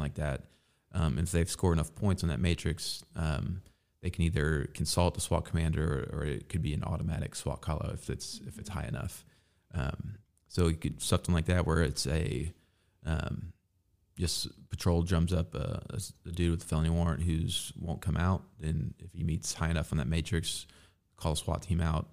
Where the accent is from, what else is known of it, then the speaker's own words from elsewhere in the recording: Evansville, Indiana, United States; I grew up, yeah, I grew up here in Evansville.